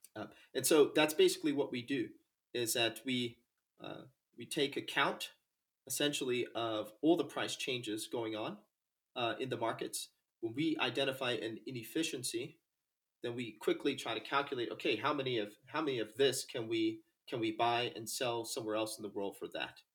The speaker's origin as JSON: {"language": "English", "region": "North Carolina", "country": "United States", "tie": "born or raised there", "said": "I'm from North Carolina, the south of the United States. And uh, I grew up uh, actually on the ocean"}